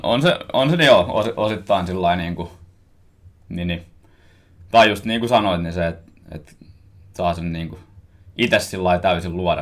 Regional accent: Koski, Finland; born or raised there; now in Helsinki, Finland

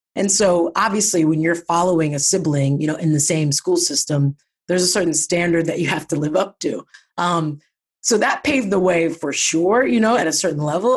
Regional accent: Pickerington, Ohio, United States; moved away as an adult; I'm from Ohio. I grew up in Ohio, um, a little suburb of Columbus called Pickerington.

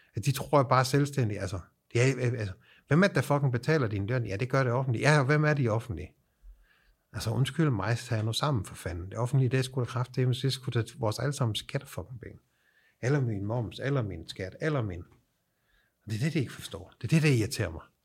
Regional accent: Denmark; moved away as an adult; now in Sweden; Jeg er dansker

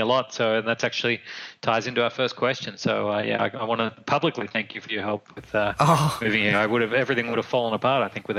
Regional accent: Australia; moved away as an adult; also born or lived in Caribbean / Hubei, China; now in China; I'm originally from Australia. I now live in central China. I live beside Wudang Mountain in Hubei province.

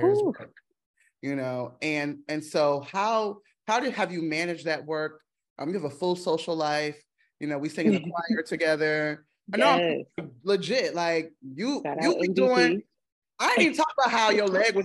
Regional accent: Washington, District of Columbia, United States; going back to my hometown

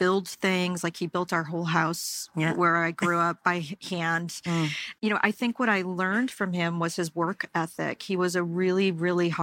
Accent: the Berkshires, Massachusetts, United States; growing up in the Berkshires, it was a really wonderful experience

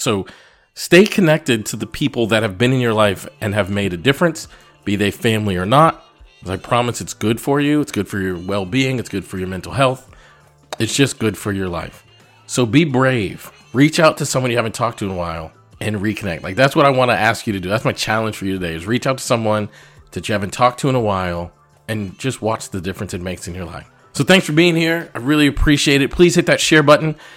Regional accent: Massachusetts, United States; moved away; I grew up in Massachusetts

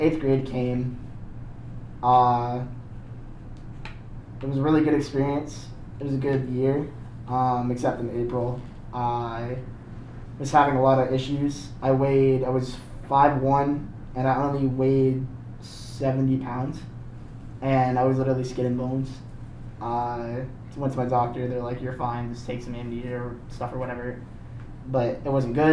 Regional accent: Maine, United States; I was born and raised in Maine

